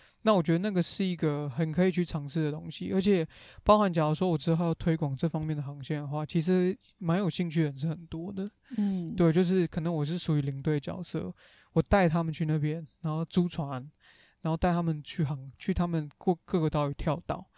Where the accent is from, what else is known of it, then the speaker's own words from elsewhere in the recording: Taiwan; 不像可能我们台湾人、亚洲人就是，